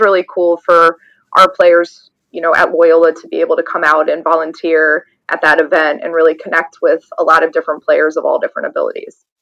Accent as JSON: {"language": "English", "region": "the South", "country": "United States", "moved": "yes", "lives_now": "Wilmette, United States", "said": "I'm originally from the South"}